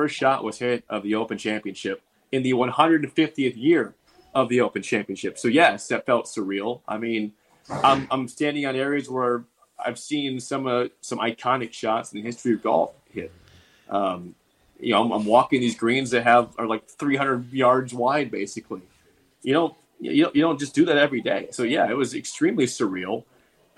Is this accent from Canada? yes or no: no; Nebraska, United States; the guy asked us where we're from. We said, you know, Nebraska